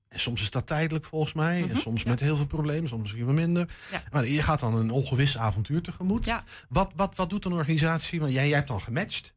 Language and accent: Dutch; Netherlands; We zijn Hollanders